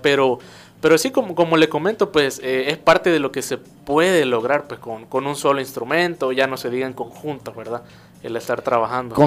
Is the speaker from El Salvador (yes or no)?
yes; El Salvador; de Tuxtepeque, yo soy de Tuxtepeque